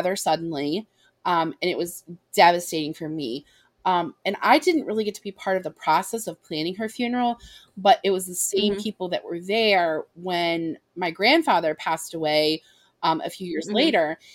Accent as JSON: {"language": "English", "region": "Ohio", "country": "United States", "tie": "born or raised there", "said": "grew up in a small town. We're from Ohio"}